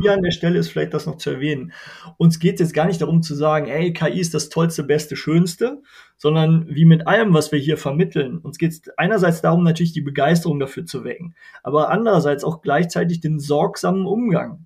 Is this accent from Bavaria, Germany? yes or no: no; Wermelskirchen, North Rhine-Westphalia, Germany; Ich komme aus Wermelskirchen, mitten im Bergischen Land zwischen Köln, Wuppertal und Düsseldorf. Hier wohne ich mit meiner Familie.